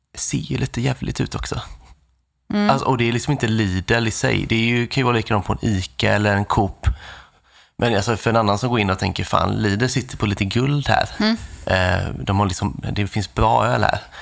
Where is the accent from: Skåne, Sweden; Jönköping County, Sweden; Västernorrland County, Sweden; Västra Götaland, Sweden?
Jönköping County, Sweden; Nässjö; moved away; där jag kommer från i Nässjö